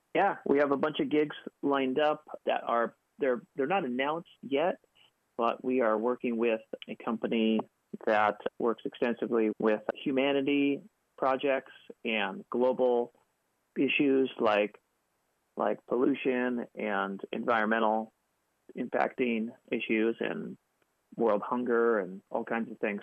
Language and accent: English; Seattle, Washington, United States; moved away as an adult; now in Los Angeles, United States; We grew up in Seattle together